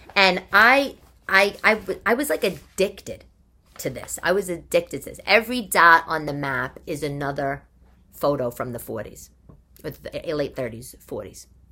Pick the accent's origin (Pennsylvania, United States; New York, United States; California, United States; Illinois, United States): New York, United States; New York City; I'm a New Yorker.